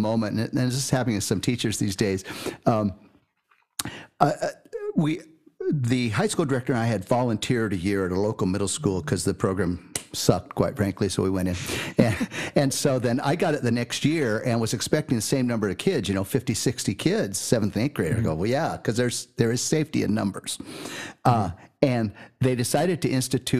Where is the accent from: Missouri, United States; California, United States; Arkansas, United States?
California, United States; also born or lived in Milwaukee / Mount Shasta; born and raised in California